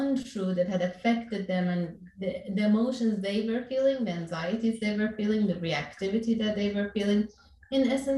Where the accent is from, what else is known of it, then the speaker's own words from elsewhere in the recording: Iran; moved away as an adult; now in Orange County, California, United States; growing up in Iran, I was born in Iran and then came here when I was 20 years old.